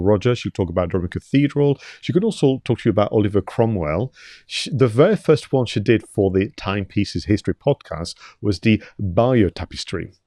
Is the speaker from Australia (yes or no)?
no; Toulouse, Occitania, France; moved away; I was born in Toulouse in the south of France